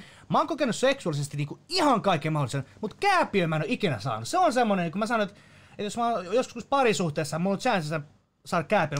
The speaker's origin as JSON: {"language": "Finnish", "country": "Finland", "said": "Mä oon täysin suomalainen"}